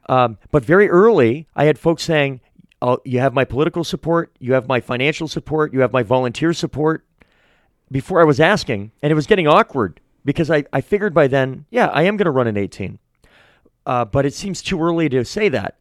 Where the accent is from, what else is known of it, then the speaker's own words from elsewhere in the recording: Manchester, New Hampshire, United States; also born or lived in Portsmouth, New Hampshire; I'm a born and bred New Hampshire guy. I'm from Manchester.